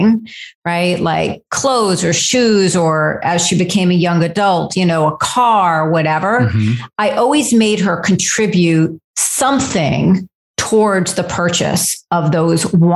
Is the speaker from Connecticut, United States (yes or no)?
yes; Fairfield County, Connecticut, United States; I grew up in Fairfield County, Connecticut, which is a suburb of New York, very wealthy